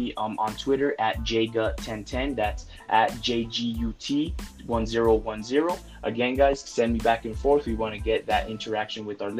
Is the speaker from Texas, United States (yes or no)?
no; Santa Fe, New Mexico, United States; I am originally from Santa Fe, New Mexico.